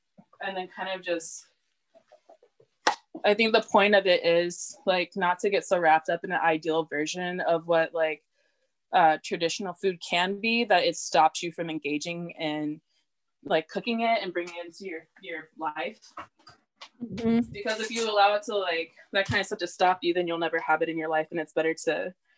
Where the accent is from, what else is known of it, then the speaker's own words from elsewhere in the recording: the South, United States; But I personally, like growing up in the South, just like general food, like we do a lot of like sauteed stuff with like butter and I find it very comforting.